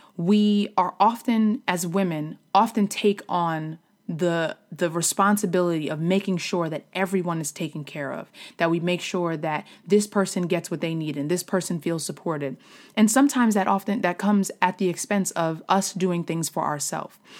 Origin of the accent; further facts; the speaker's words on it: New York, United States; moved away as an adult; also born or lived in Philadelphia area, Pennsylvania; now in Philadelphia, United States; I am from New York originally, but I have been living outside of Philadelphia for the past, um, nine years